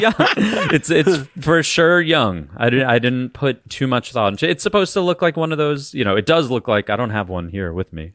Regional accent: Long Island, New York, United States; I'm from Long Island, which, that's where I'm from

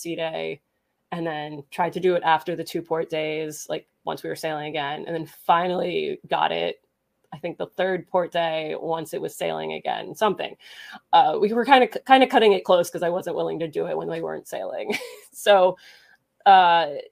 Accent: New Jersey, United States; now in Pennsylvania, United States; I grew up in New Jersey, and so Six Flags was my jam. I live in Pennsylvania now.

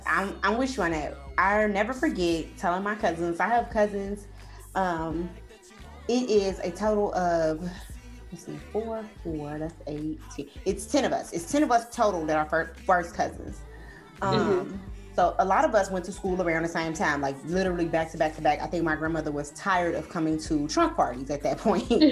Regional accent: Chicago, Illinois, United States; I wasn't born in Chicago, but I was raised in Chicago all my life

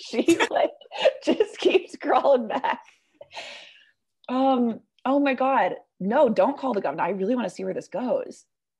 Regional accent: California, United States; I grew up in California

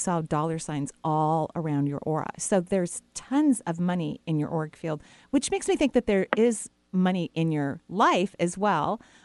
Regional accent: Bellevue, Washington, United States; we grew up in Bellevue

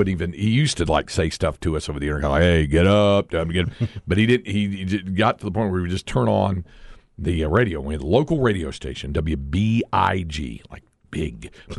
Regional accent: North Carolina, United States; But one of the earliest influence I ever had was when we were growing up in North Carolina.

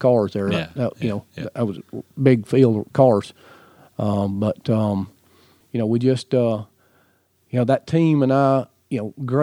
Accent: Alabama, United States; the racers I grew up with in Alabama

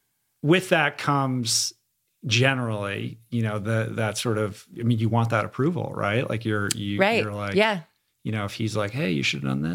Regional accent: Seattle, Washington, United States; I grew up in Seattle

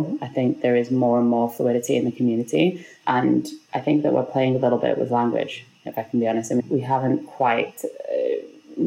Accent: Liverpool, North West England, United Kingdom; moved away as an adult; also born or lived in London; now in New York, United States; I grew up in Liverpool in the UK.

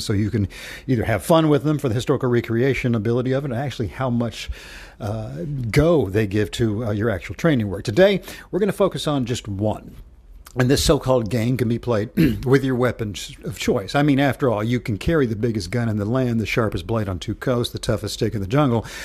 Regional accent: Knoxville, Tennessee, United States; my hometown of, uh, Knoxville

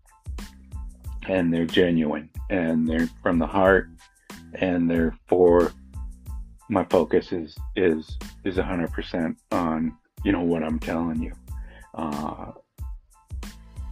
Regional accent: Milliken, Colorado, United States; moved away; growing up on South Norma in Millican, Colorado

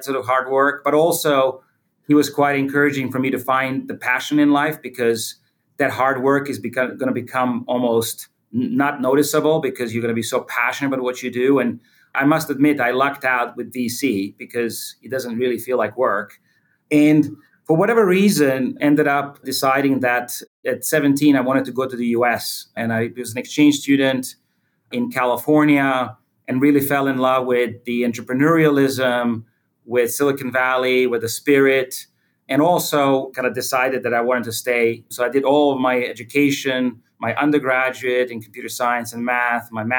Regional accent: Croatia; I was born in Croatia. And at that time, it was called Yugoslavia.

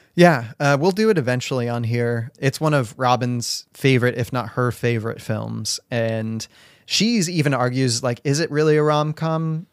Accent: Spokane, Washington, United States; I grew up in Spokane

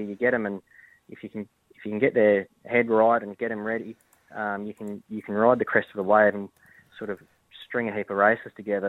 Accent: Adelaide, South Australia, Australia; moved away; also born or lived in Victoria; I'm originally from Adelaide

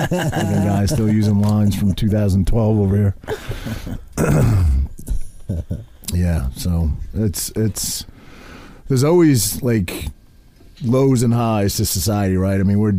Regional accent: Maine, United States; now in New Jersey, United States; I'm from Maine, and I moved here, and I scrapped a bunch of times in Seaside.

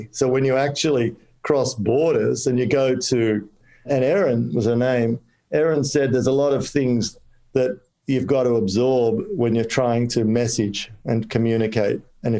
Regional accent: Kolkata, West Bengal, India; born there; I have, because I was born in Calcutta, so I can actually say this and my friends will understand.

